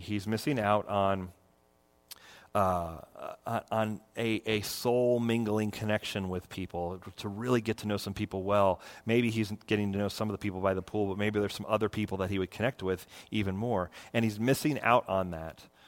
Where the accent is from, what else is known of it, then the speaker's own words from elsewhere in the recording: Florida, United States; I grew up in Florida